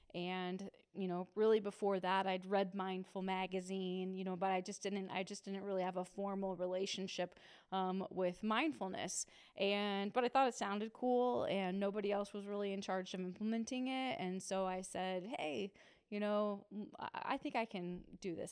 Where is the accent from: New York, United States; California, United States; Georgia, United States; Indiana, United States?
Indiana, United States; Muncie; I grew up in Muncie, and I went to Ball State, so I was a townie at the time.